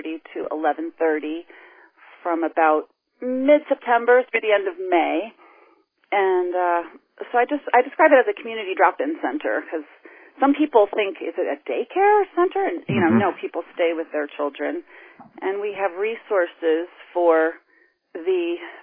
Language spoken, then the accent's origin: English; New England, United States; also born or lived in New York City / Philadelphia area; now in Northampton, United States; I grew up in New England